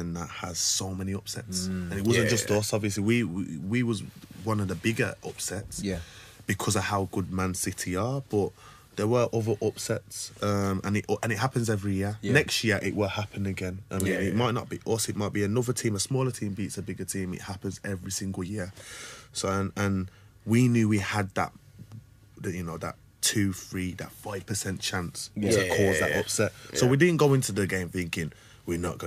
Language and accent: English; Wolverhampton, West Midlands, United Kingdom; born or raised there